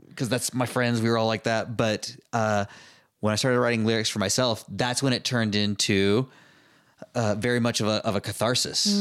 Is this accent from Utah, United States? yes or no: yes; Utah, United States; growing up in Utah, everybody moves away and goes on missions